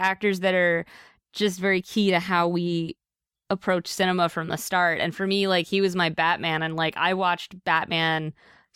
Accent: near Pittsburgh, Pennsylvania, United States; I grew up near Pittsburgh

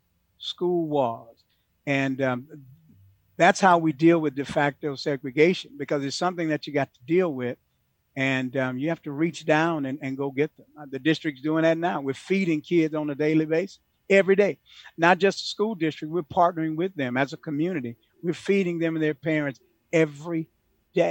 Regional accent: Houston, Texas, United States; I'm a product of that in Houston, Texas. I grew up in the Third Ward, Cashmere Garden, Sunnyside, all of the hoods

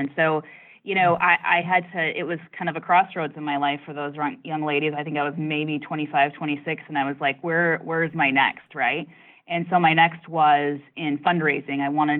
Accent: Southwest Michigan, United States; it was a kind of a idyllic life there in Southwest Michigan

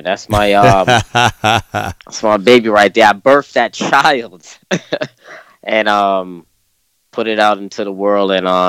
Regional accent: New York City, New York, United States; Based out of New York. I'm from Brooklyn, New York myself.

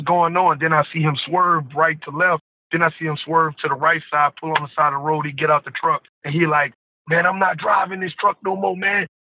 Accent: New Orleans, Louisiana, United States; I'm from New Orleans, born and raised. I'm from out the Seven Ward to be exact.

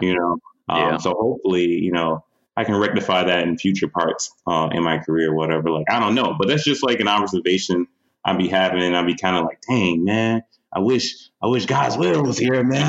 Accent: Detroit, Michigan, United States; In my hometown, Detroit, in Michigan

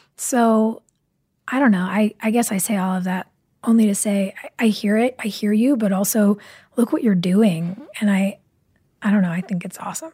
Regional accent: Burbank, California, United States; I grew up riding horses in Burbank

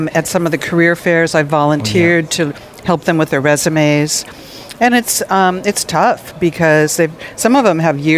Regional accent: California, United States; I'm originally from California.

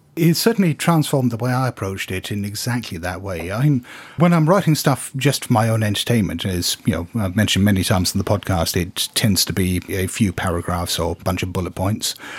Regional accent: Hong Kong; I come from Hong Kong

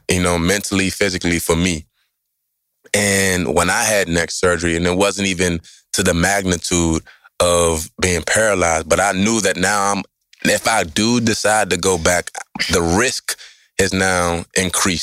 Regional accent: Maryland, United States; born and raised in Maryland and went to Bishop McNamara High School

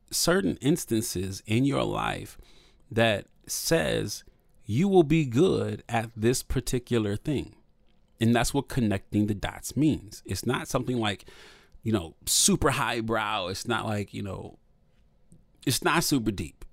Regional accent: Toledo, Ohio, United States; I'm from Toledo, Ohio, which is, you know, if you drive fast, it's like half an hour from Detroit

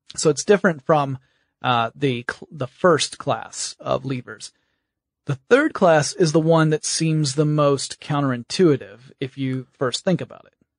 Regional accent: Georgia, United States; I'm from Georgia

